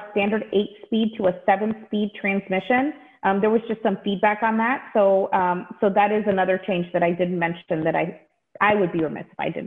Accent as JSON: {"language": "English", "region": "Texas", "country": "United States", "tie": "born or raised there", "moved": "yes", "lives_now": "Michigan, United States", "said": "I actually am a Texas native. I grew up in Texas"}